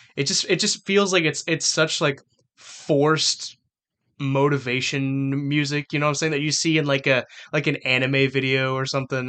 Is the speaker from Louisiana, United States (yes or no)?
yes; New Orleans, Louisiana, United States; I'm from New Orleans. I grew up listening to this music all the time